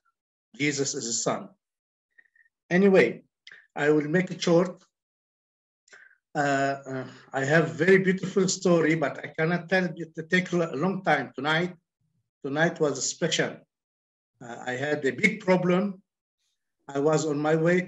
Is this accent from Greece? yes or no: no; Lebanon; I'm from Lebanon.